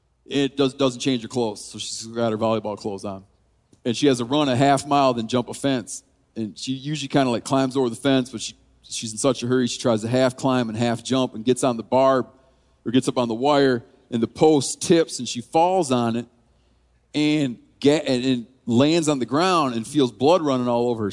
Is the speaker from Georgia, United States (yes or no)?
no; Twin Lake, Michigan, United States; so I grew up in Twin Lake, Michigan, and down the road from us, you had to take, I'm trying to think what road, down Duff Road